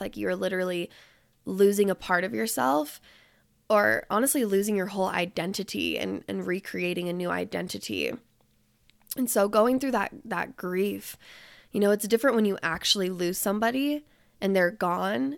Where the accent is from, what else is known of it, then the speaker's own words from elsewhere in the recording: Salt Lake City, Utah, United States; even being back in Utah right now and being in my hometown